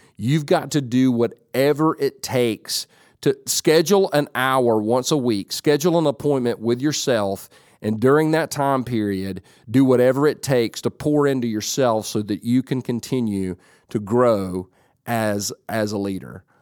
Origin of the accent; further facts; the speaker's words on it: Whittier, California, United States; I was born in California, but not in San Jose. I was born in Whittier.